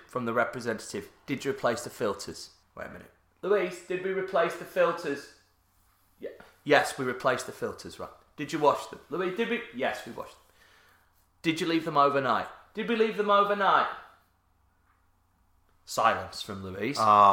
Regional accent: Yorkshire and the Humber, United Kingdom; I'm from Yorkshire

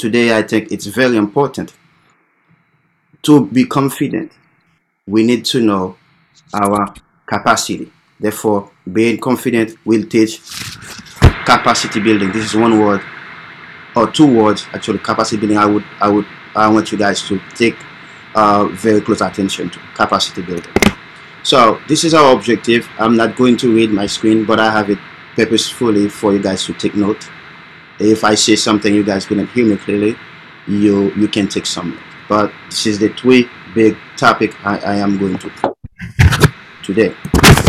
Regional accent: Haiti; English is a second language; moved away as an adult; also born or lived in Florida, United States; now in United States; I came from Haiti originally, born and raised

